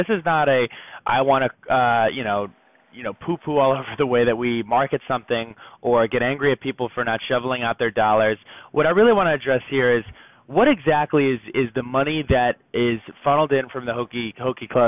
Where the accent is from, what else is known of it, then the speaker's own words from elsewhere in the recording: Bergen County, New Jersey, United States; I'm a kid from Bergen County, New Jersey.